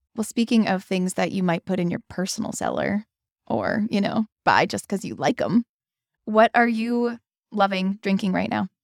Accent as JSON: {"language": "English", "region": "Pennsylvania", "country": "United States", "also_born_or_lived": "Washington, D.C.", "moved": "yes", "lives_now": "Madison, United States", "said": "I'm from Pennsylvania"}